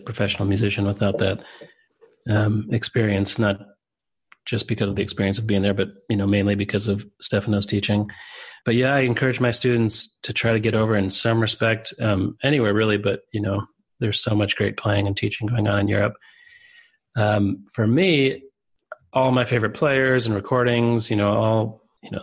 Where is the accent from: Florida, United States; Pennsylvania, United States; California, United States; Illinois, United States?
Illinois, United States; Libertyville; moved away as an adult; also born or lived in Boulder, Colorado; I grew up in Libertyville, Illinois. It's a suburb of Chicago